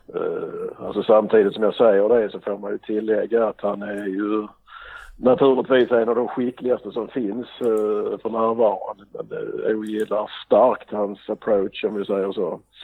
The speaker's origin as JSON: {"language": "Swedish", "town": "Trelleborg", "region": "Skåne", "country": "Sweden", "moved": "yes", "lives_now": "Gothenburg, Sweden", "said": "Jag kommer från Trelleborg och bor i Göteborg."}